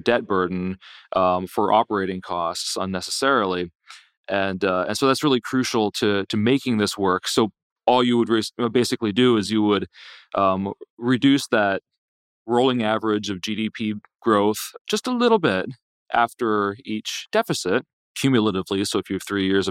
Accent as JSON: {"language": "English", "region": "Pennsylvania", "country": "United States", "tie": "born or raised there", "moved": "yes", "lives_now": "Virginia, United States", "said": "I grew up in Pennsylvania and live in Virginia"}